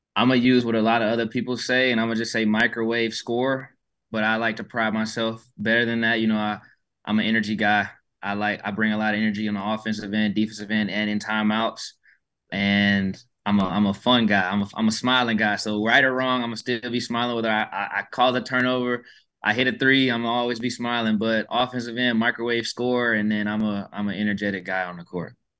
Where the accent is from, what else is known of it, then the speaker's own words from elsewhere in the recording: Atlanta, Georgia, United States; moved away as an adult; now in Houston, United States; I'm from Atlanta and I've lived in Houston these past four years.